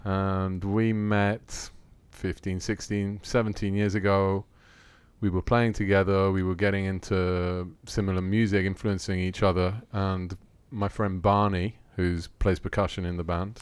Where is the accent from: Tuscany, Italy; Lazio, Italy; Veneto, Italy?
Lazio, Italy; Rome; moved away as an adult; also born or lived in London, United Kingdom; now in Athens, Greece; I was born in Rome. Grew up in Rome.